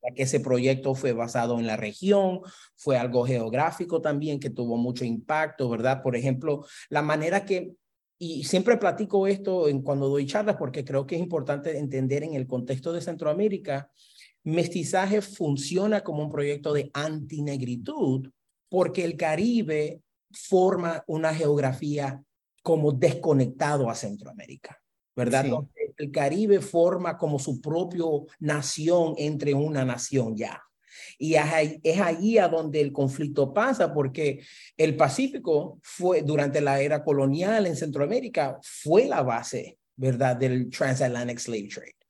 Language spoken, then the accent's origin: Spanish; New York City, New York, United States; accent: Puerto Rican-influenced Spanish; como uno nacido criado en Brooklyn y en compañía de puertorriqueños y dominicanos